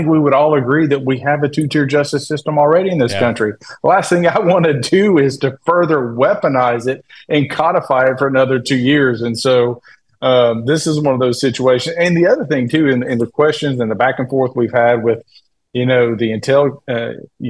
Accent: Tennessee, United States; the state of Tennessee, my home state

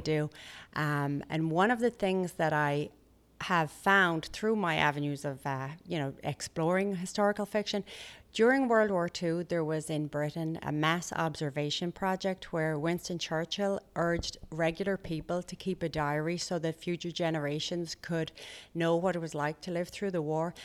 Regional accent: Limerick, Munster, Ireland; moved away as an adult; now in United States; Limerick City, where I'm from

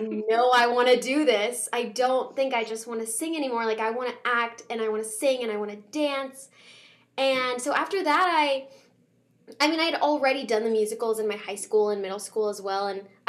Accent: Arlington, Virginia, United States; I'm originally from Arlington, Virginia. That's where I was born and raised

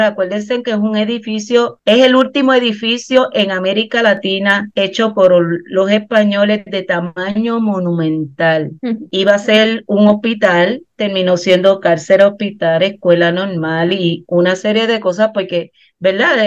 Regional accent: Puerto Rico; no somos los puertorriqueños

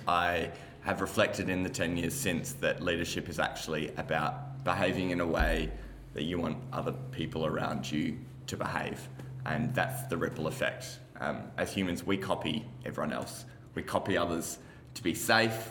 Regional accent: Geraldton, Western Australia, Australia; from Geraldton

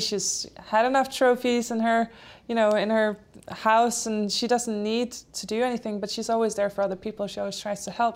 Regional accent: Denmark; first language Polish and Danish; English is a second language; moved away; My parents are Polish, so I had that from birth, Polish and Danish since I grew up in Denmark

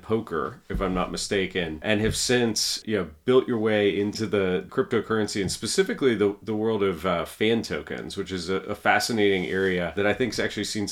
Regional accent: United States

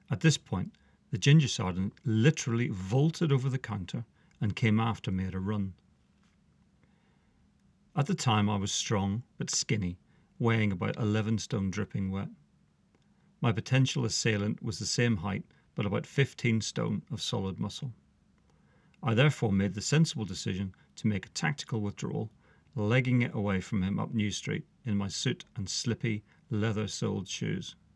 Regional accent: Northern Ireland, United Kingdom; Could it have been because … because I came from Northern Ireland?

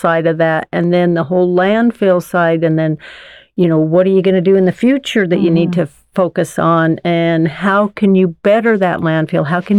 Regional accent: Layton, Utah, United States; I grew up in Layton, and I've obviously had the chance to see our city change and grow very much

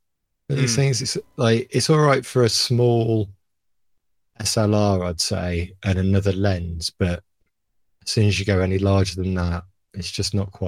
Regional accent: Philadelphia, Pennsylvania, United States; which was shot in my hometown of Philadelphia, based on the script for La Jetty.

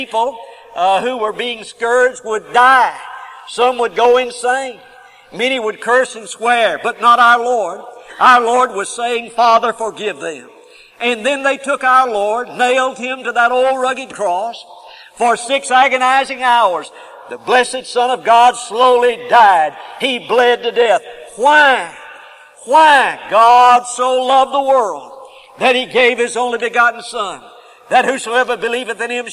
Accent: Huntsville, Alabama, United States; also born or lived in Oxford, Alabama; I grew up in Huntsville, Alabama

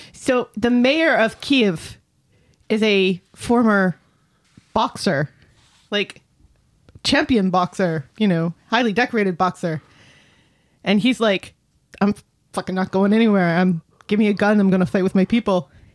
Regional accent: United States; I am both American

